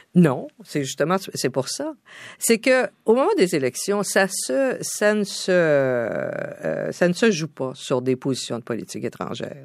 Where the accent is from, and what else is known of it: Canada; also born or lived in New York